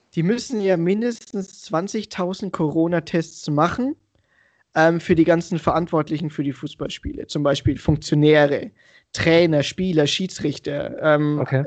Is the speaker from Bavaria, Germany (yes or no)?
yes; Franconia, Bavaria, Germany; accent: Franconian; moved away as an adult; now in Munich, Germany; ich bin auch gerade in Franken, seit fünf Wochen im Homeoffice in meiner alten Heimatstadt